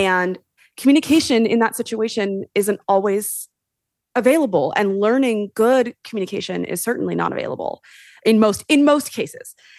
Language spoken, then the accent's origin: English; Sonoma County, California, United States; I am from Sonoma County, born and raised